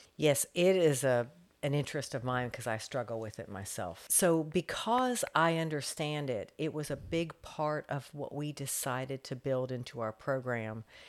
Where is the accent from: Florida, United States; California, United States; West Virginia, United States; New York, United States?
Florida, United States; Fort Walton Beach; also born or lived in North Carolina; I grew up in Fort Walton Beach. My dad was in the Air Force